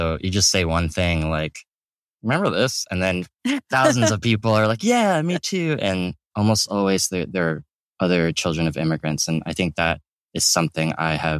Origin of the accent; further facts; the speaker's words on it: Atlanta, Georgia, United States; moved away as an adult; I grew up in Atlanta, Georgia, in the suburbs.